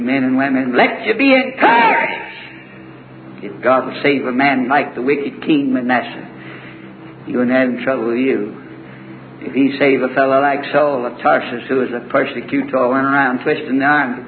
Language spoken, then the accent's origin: English; the South, United States; I'm from the South, and I'm preaching here